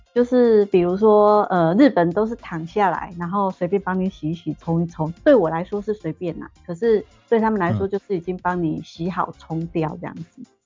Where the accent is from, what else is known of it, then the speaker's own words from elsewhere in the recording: Taiwan; moved away as an adult; now in Japan; 我是台湾人